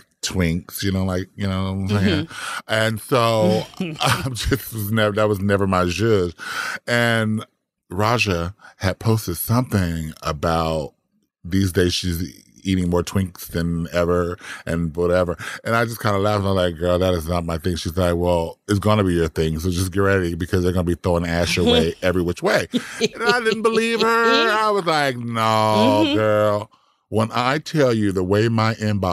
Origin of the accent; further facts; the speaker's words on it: Compton, California, United States; I'm from Compton